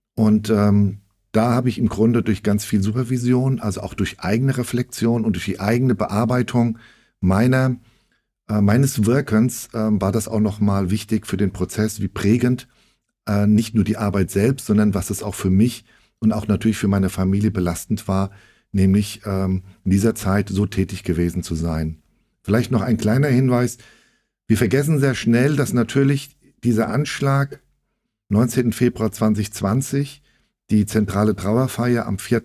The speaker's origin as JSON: {"language": "German", "town": "Frankfurt", "region": "Hesse", "country": "Germany", "tie": "born or raised there", "said": "ich bin 1966 in ähm, Frankfurt geboren. Naja, ich bin also jetzt 57 Jahre alt und viele nennen mich ähm, und auch ich mich selbst als Frankfurter Bub."}